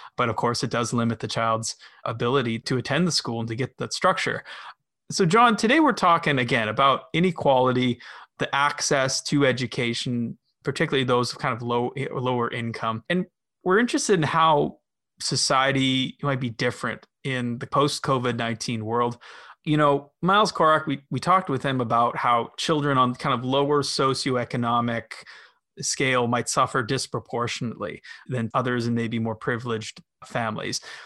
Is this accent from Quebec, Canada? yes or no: no; Winnipeg, Manitoba, Canada; now in Toronto, Canada; I was born in Winnipeg, moved out to Toronto, an even larger city